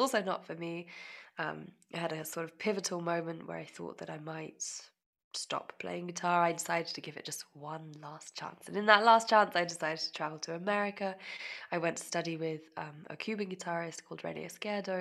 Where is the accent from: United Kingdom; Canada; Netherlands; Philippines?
United Kingdom; near the Menuhin School, South East England; grew up in England. I grew up very close to the Menuhin School